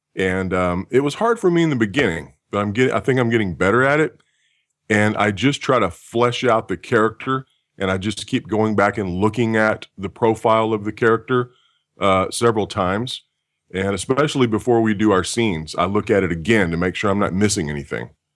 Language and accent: English; Texas, United States; moved away; also born or lived in California; I'm actually from Texas